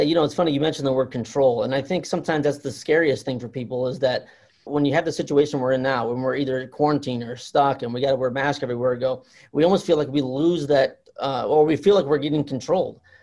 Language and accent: English; Fort Wayne, Indiana, United States; I'm from Indiana, Fort Wayne, Indiana. I'm, I'm northern Indiana